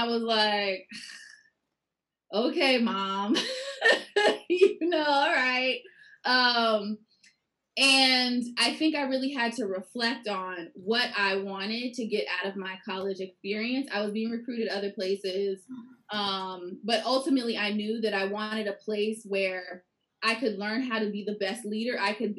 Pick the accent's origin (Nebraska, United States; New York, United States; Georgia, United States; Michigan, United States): Georgia, United States; Atlanta; born there; I was born in Atlanta, Georgia. I very much moved all over the place, which was challenging at the time